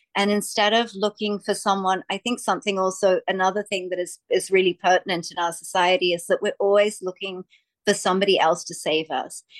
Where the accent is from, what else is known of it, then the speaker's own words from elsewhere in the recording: Australia; I'm from Australia